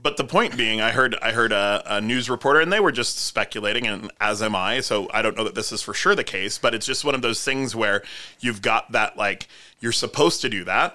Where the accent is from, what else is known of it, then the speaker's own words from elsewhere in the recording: South Dakota, United States; I grew up in South Dakota